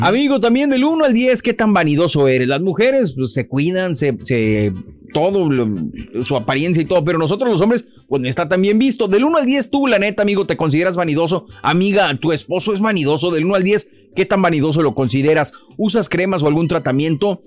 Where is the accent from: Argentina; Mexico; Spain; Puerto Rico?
Mexico; soy mexicano